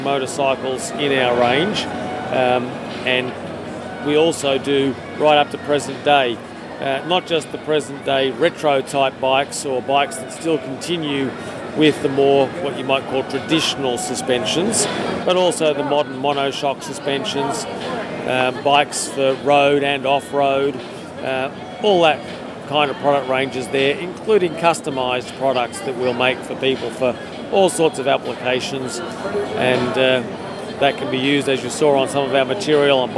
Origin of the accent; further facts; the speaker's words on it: Australia; we spell it differently down in Australia.